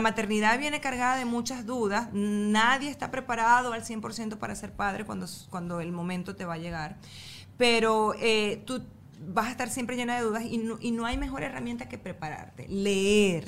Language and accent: Spanish; El Tigre, Anzoátegui, Venezuela; yo soy de, del Tigre y en el Tigre no había playa